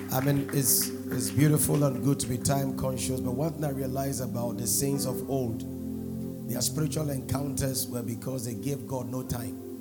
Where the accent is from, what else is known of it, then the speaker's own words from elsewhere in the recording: Nigeria; I was brought up in Nigeria